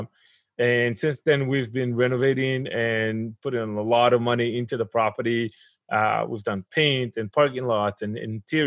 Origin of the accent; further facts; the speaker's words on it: Israel; moved away as an adult; now in United States; But I grew up in Israel. I went to the military over there. I did my engineering school over there. And I relocated to the United States in 2007.